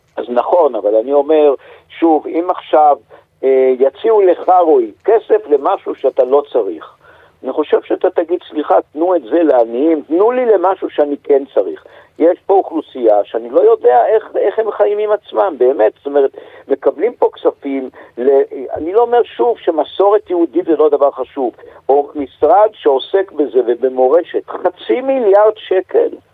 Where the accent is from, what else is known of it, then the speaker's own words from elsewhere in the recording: Jerusalem, Jerusalem District, Israel; also born or lived in Bonn, Germany; אני ירושלמי